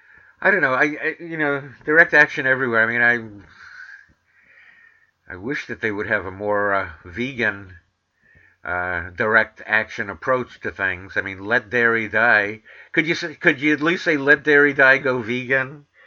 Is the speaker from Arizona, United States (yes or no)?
no; New York City, New York, United States; I'm from Manhattan, the Bronx, and Queens, but I learned that I could put R's where they belong and take R's away from where they don't belong.